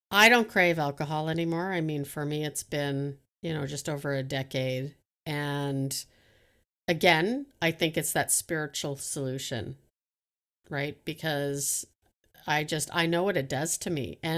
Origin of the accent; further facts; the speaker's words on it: Canada; I love to flirt. I'm friendly. I'm, I'm Canadian. I think that helps.